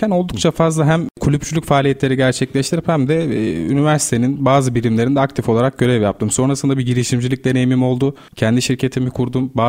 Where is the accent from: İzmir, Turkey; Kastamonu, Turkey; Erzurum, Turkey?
Erzurum, Turkey; born there; Ben 1994 yılında Erzurum'da dünyaya geldim. Ailenin memur olması sebebiyle farklı şehirlerde ikamet edip farklı kültürleri tanıma fırsatı buldum.